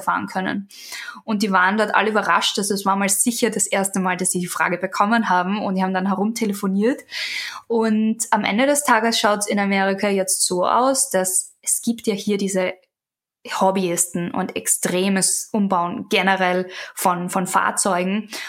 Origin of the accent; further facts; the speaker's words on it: Austria; now in United States; Ich bin ja aus Österreich